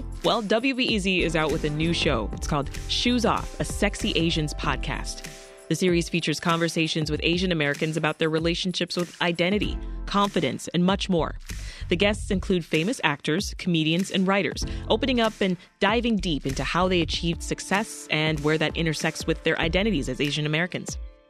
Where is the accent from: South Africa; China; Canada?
Canada; I mean, as a Canadian, it makes me think of what I grew up with, right? Taking your shoes off at the door.